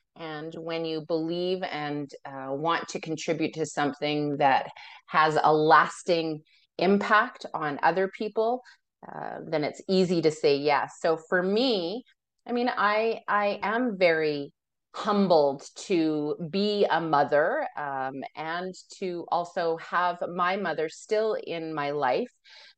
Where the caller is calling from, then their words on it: Alberta, Canada; I come to you from Treaty 6 territory, which is in Alberta, Canada.